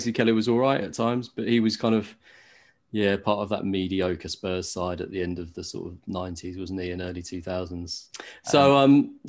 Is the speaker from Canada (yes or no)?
no; Norwich, East of England, United Kingdom; I grew up in Norwich